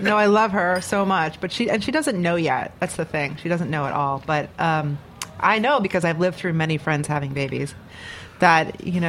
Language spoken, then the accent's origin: English; Chicago, Illinois, United States; moved away as an adult; also born or lived in New York / Los Angeles / Seattle / Portland, Oregon; now in New Orleans, United States; I moved here in 1998. So I've tried L.A. and Seattle and Portland, Oregon. And I'm from Chicago, but I spent a little time, more time as an adult in Chicago and all different kinds of places.